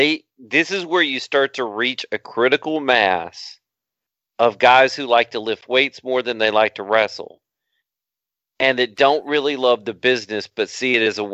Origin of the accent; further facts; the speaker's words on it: Dallas, Texas, United States; I'm from Dallas.